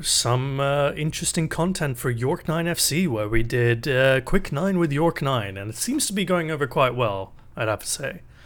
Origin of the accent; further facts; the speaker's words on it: England, United Kingdom; moved away as an adult; now in Canada; I grew up in England